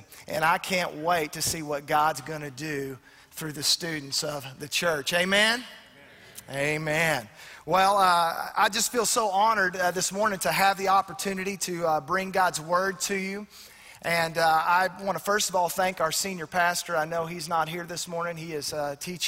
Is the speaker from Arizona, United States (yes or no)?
no; Arkansas, United States; I grew up, I was a pretty big redneck. I'm from Arkansas